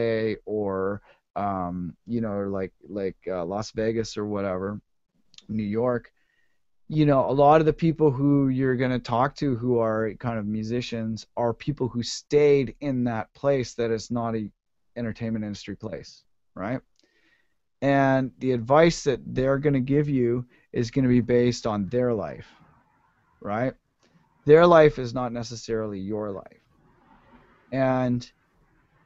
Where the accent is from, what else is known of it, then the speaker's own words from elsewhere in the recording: Ottawa, Ontario, Canada; moved away as an adult; now in United States; I grew up in Ottawa, which is not exactly like the crackinest music scene